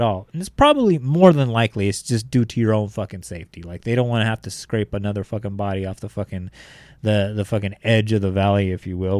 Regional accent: Bakersfield, California, United States; I'm coming from Bakersfield, California, where, like, one hundred fifteen degrees is, like, I'll be okay

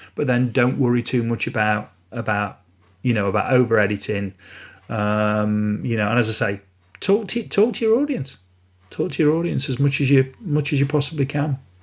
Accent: Retford, East Midlands, United Kingdom; I was born and raised in Retford

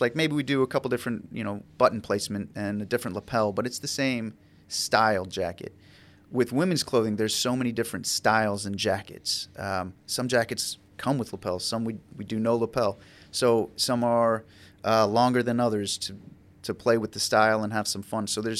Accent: Ocala, Florida, United States; I'm from Ocala.

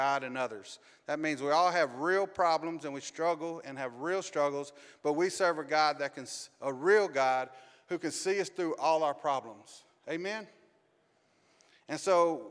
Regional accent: Arkansas, United States; moved away as an adult; also born or lived in Los Angeles, California; I was raised in Arkansas

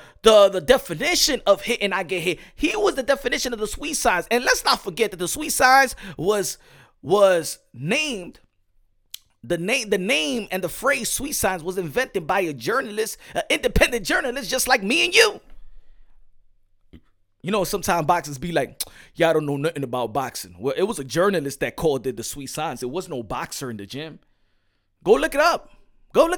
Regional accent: New York City, New York, United States; English is a second language; I'm from New York City

